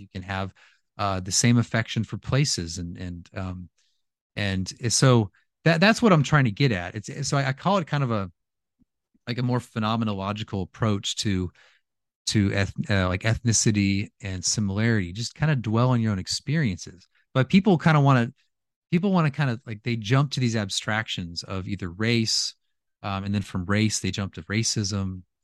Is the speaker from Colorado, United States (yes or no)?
no; California, United States; moved away as an adult; also born or lived in Louisiana; I'm from California, and when I lived there